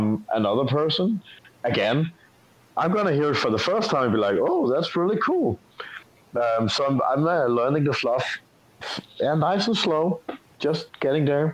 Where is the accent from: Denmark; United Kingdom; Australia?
Denmark; I'm from Denmark.